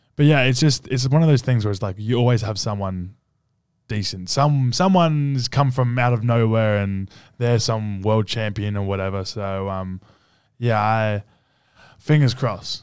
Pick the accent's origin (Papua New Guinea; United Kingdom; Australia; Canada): Australia; now in United States; me as an Australian in U S